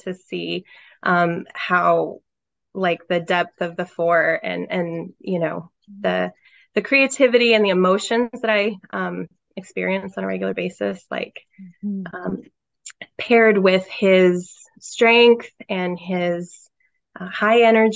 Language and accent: English; St. Louis, Missouri, United States; moved away as an adult; now in South Carolina, United States; I grew up in the St. Louis, Missouri area and moved to South Carolina 10 years ago with my husband, Travis